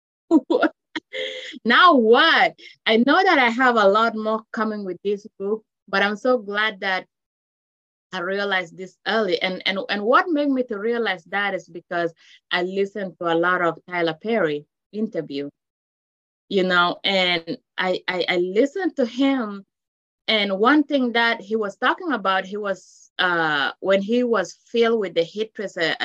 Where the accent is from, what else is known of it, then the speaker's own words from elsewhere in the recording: South Sudan; now in United States; I am Luo from South Sudan.